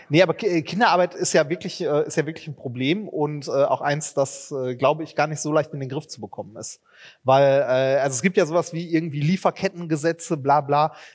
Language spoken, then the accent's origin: German; Germany; wir sind Deutsche